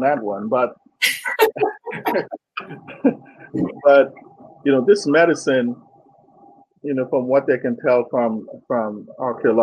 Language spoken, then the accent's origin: English; Mayaro, Mayaro–Rio Claro, Trinidad & Tobago; moved away; I actually grew up in a traditional African village in Trinidad known as Mayaro